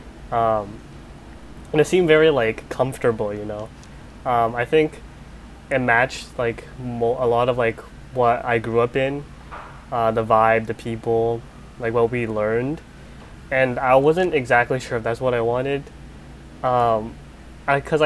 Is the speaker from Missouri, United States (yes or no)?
no; Seattle, Washington, United States; I grew up in Seattle